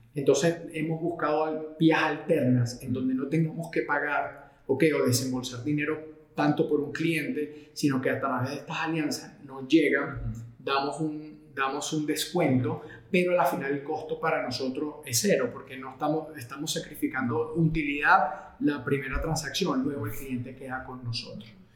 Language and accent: Spanish; Venezuela; moved away as an adult; also born or lived in Portugal / Madrid, Spain; now in Colombia; nací en Portugal, pero me crié en Venezuela